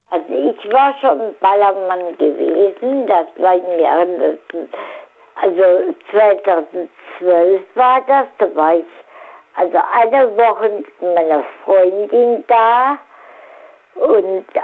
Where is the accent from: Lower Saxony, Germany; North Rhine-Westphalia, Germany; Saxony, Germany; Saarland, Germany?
Saarland, Germany; now in Mainz, Germany; bin hier aus Mainz, ich bin aus dem Saarland.